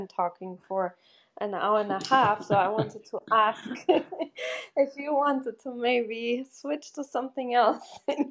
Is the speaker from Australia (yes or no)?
no; Portugal; I'm from Portugal